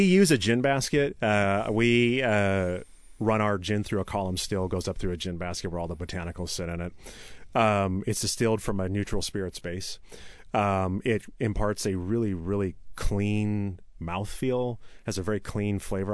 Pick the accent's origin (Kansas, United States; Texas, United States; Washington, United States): Washington, United States; Issaquah; also born or lived in Tacoma / Seattle / Renton; I grew up in Issaquah. I was born in Tacoma, but moved up there, early, moved up to the Issaquah area early in life.